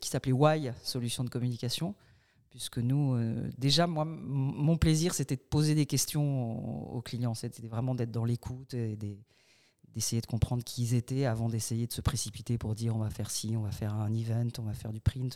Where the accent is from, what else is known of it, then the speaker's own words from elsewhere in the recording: Paris, Île-de-France, France; moved away as an adult; now in Bordeaux, France; je suis parisienne au départ